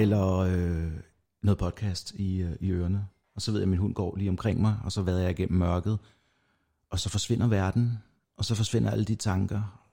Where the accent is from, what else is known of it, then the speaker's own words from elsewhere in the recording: North Zealand, Capital Region of Denmark, Denmark; jeg kommer fra Nordsjælland af